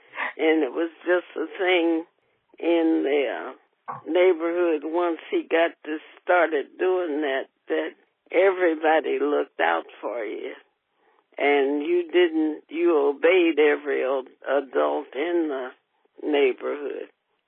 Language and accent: English; Cincinnati, Ohio, United States; And I was born at home in the West End.